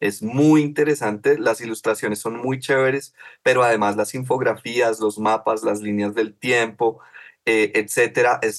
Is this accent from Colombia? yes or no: yes; Colombia; los problemas sociales que nos eh, atraviesan como, como Colombia, como sociedad colombiana desde hace dos siglos